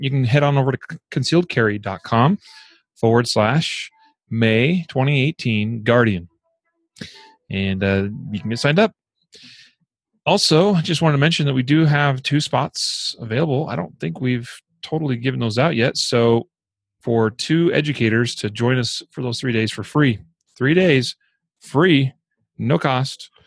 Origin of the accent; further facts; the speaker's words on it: Idaho, United States; my home state of Idaho